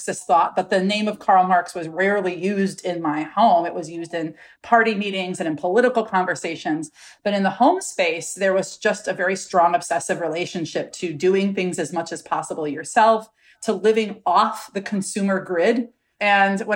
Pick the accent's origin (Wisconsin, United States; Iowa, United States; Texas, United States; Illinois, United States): Wisconsin, United States; Milwaukee; I was raised in Milwaukee, Wisconsin